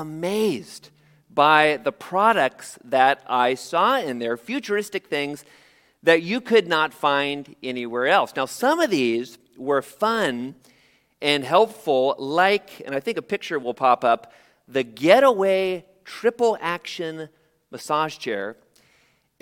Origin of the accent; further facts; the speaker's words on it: San Jose, California, United States; I was born in San Jose, only about 45 minutes from here, in the shadow of the Great Mall of Milpitas